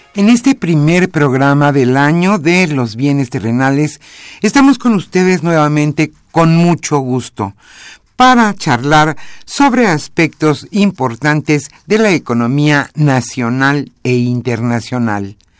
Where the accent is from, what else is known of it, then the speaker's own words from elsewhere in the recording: Mexico; nos enorgullece como mexicanos